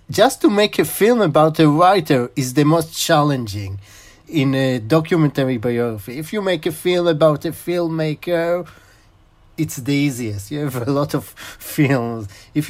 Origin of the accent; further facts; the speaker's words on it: Israel; English is a second language; also born or lived in Chicago, United States; First, you can hear that I'm in Israeli, but I was born in Chicago. My father was studied in the University of Chicago, and I was born in 78.